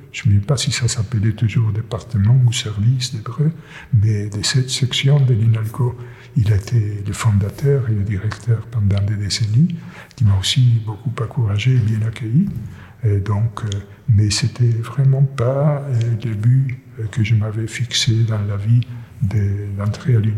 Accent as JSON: {"language": "French", "country": "Argentina", "tie": "born there", "first_language": "Yiddish", "said": "C'est l'une de mes deux langues maternelles, si vous voulez. C'est-à-dire, je suis né en Argentine, mais ma famille maternelle ou paternelle, tout le monde parlait yiddish"}